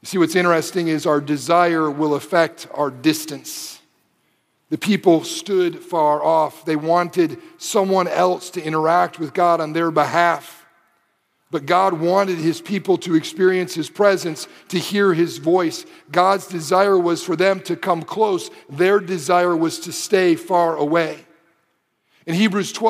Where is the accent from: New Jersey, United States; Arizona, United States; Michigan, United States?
Michigan, United States; Detroit; moved away as an adult; also born or lived in Springfield, Missouri; I grew up in Detroit